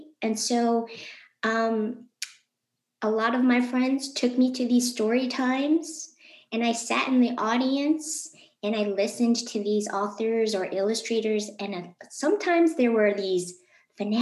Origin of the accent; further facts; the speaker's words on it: Novi, Michigan, United States; I'm also from Michigan. I grew up in Novi